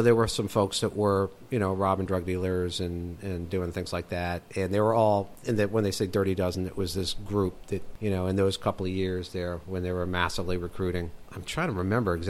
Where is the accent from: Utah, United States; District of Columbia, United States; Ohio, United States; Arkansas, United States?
District of Columbia, United States; Washington; I grew up in Chevy Chase, Maryland, D.C., which is like the northern border with Montgomery County.